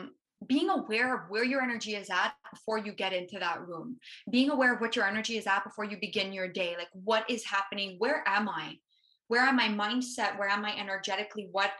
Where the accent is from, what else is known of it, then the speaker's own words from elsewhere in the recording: Canada; Being a Canadian, it's going to be hard to get to the States.